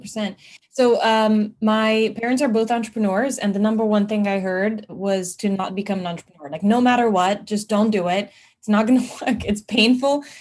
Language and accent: English; Transylvania, Romania; now in United States; I'm I'm Transylvanian, you know, because I you know it's Romania, but I feel Transylvanian